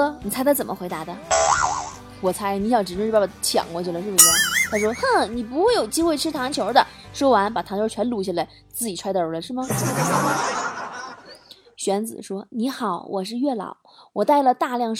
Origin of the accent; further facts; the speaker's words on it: Guangzhou, Guangdong, China; 现在没这必要了，因为我是广州人。这个梗只有广州人能懂。